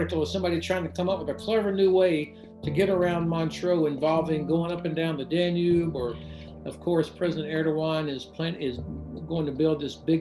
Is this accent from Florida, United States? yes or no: yes; Florida, United States; I'm from Florida